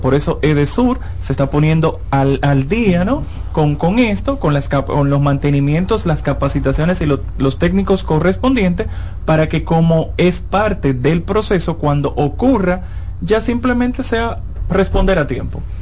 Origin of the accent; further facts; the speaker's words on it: San Cristóbal, Dominican Republic; Yo soy de San Cristóbal